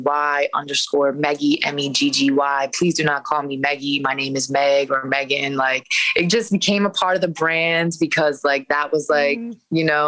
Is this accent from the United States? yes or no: yes; Westminster, Maryland, United States; also born or lived in Baltimore, Maryland; now in New York, United States; I grew up in Westminster